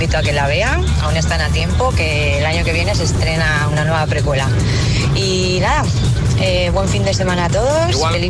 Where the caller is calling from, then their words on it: Valencia, Valencian Community, Spain; desde Valencia.